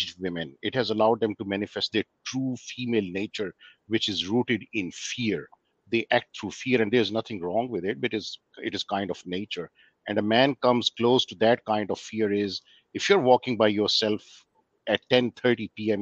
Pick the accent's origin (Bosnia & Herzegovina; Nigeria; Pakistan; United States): Pakistan; moved away as an adult; now in Australia; I'm originally from Pakistan and I live in Australia and I've been in Australia since 2008.